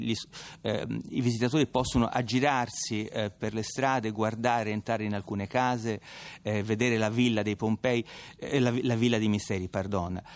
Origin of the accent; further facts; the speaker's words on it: Tuscany, Italy; accent: Tuscan; come mio accento tradisce, sono toscano